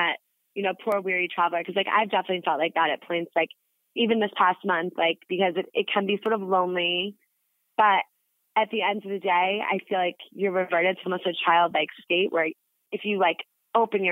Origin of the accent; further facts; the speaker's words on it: United States; as an American